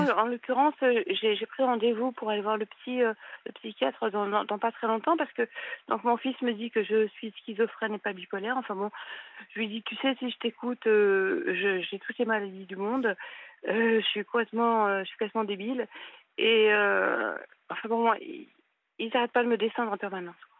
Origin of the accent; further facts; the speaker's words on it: Paris, Île-de-France, France; moved away; je suis du nord, euh, je suis de Paris